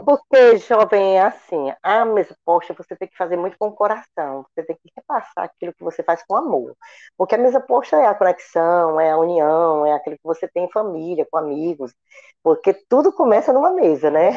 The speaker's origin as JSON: {"language": "Portuguese", "area": "Aguaretama", "region": "Ceará", "country": "Brazil", "moved": "as an adult", "lives_now": "Fortaleza, Brazil", "said": "eu sou do interior do estado do Ceará, de Aguaretama. Hoje moro em Fortaleza há 40 anos"}